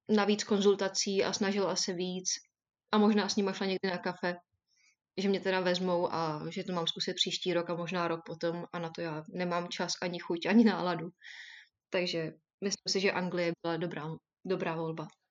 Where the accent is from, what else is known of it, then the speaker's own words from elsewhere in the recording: Czechia; moved away as an adult; also born or lived in Derby, England; now in United Kingdom; chtěla jsem odejít z Česka